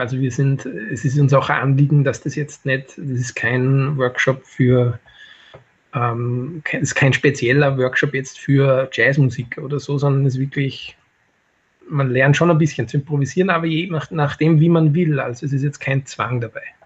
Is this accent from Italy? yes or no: no; Mattighofen, Upper Austria, Austria; moved away as an adult; also born or lived in New York City, United States; Mattikofen ist meine Heimatstadt